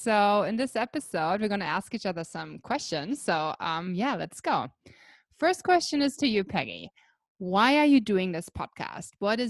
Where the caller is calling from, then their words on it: Blue Mountains, New South Wales, Australia; I'm calling in from the beautiful Blue Mountains in Australia.